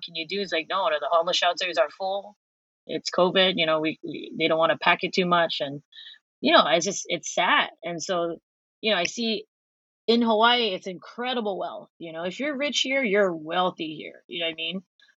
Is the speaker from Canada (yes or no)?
no; Philippines; Because I am also Filipino, and I think it's really hard for us to recognize grief